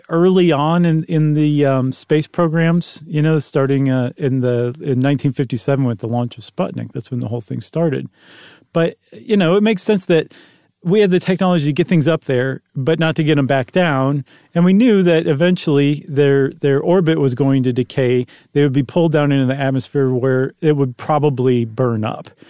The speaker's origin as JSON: {"language": "English", "town": "Buffalo", "region": "New York", "country": "United States", "said": "I'm from Buffalo. I know about snowballs"}